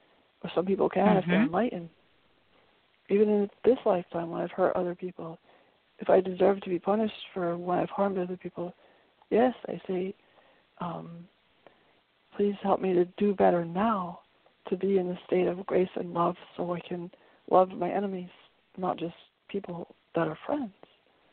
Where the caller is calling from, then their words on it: Brattleboro, Vermont, United States; from Brattleboro, Vermont.